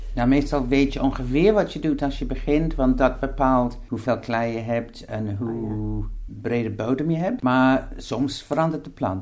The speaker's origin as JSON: {"language": "Dutch", "region": "England", "country": "United Kingdom", "accent": "English", "second_language": "Dutch", "moved": "as an adult", "lives_now": "Netherlands", "said": "Ik ben Engels, dat hoor je waarschijnlijk uit mijn accent. Maar ik woon al 40 jaar in Nederland bijna"}